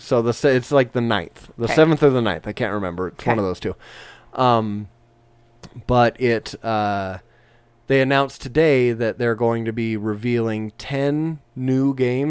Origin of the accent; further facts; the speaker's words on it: Southern California, United States; moved away; I grew up in Southern California, okay.